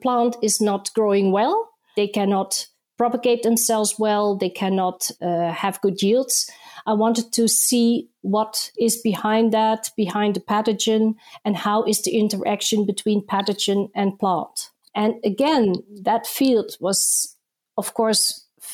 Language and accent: English; Netherlands; also born or lived in Indonesia; I was born in Indonesia, where I grew up and lived until I was 9 years old, and then we moved with my family to the Netherlands. So there I went to school and I also started my university career